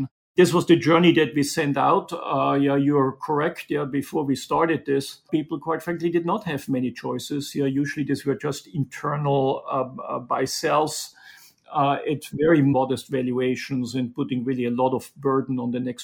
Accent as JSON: {"language": "English", "country": "Austria", "tie": "born or raised there", "also_born_or_lived": "Munich", "moved": "as an adult", "lives_now": "New York, United States", "said": "As you can tell from my accent, I didn't grow up in Brooklyn, but I grew up in the mountains in Austria in an entrepreneurial family."}